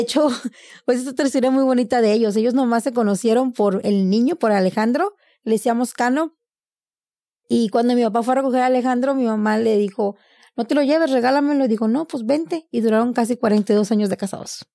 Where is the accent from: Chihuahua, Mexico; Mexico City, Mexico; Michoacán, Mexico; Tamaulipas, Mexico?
Tamaulipas, Mexico; Reynosa; now in United States; nací en Reynosa, Tamaulipas